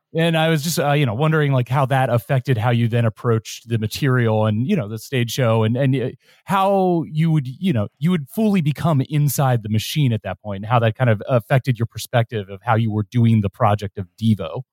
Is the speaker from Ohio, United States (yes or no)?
yes; Cincinnati, Ohio, United States; I'm from Ohio. I grew up in Cincinnati.